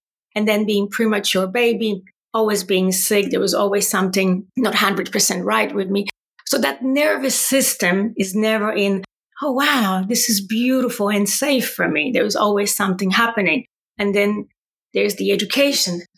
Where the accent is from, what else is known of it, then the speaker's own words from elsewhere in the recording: Poland; accent: Polish; English is a second language; moved away as an adult; also born or lived in Ireland; now in Gold Coast, Australia; So you know that from my accent as well, I'm Polish. And so I finished university in Poland